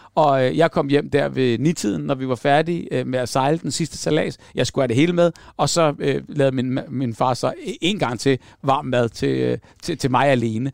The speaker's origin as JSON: {"language": "Danish", "town": "Hellerup", "region": "Capital Region of Denmark", "country": "Denmark", "tie": "born or raised there", "said": "vi boede lige ned til Hellerup"}